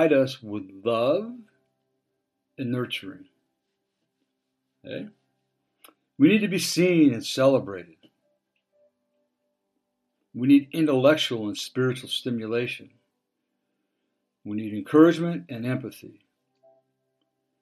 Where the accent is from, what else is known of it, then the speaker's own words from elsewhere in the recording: Dana Point, California, United States; I grew up in Dana Point, and up on the hill there's a water tower up on Golden Lantern.